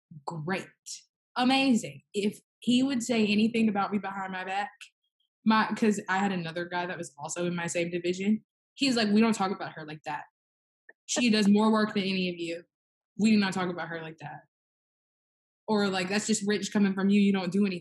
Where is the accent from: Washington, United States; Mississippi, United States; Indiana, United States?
Mississippi, United States